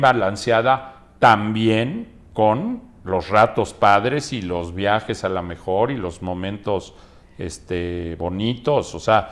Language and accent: Spanish; Mexico; soy mexicano. Sí. Digo, con mucho orgullo tengo descendencia libanesa, pero más orgullosamente soy mexicano